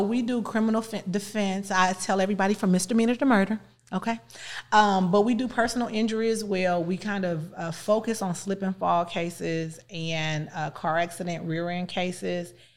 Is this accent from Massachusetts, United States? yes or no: no; East St. Louis, Illinois, United States; I'm from East Saint Louis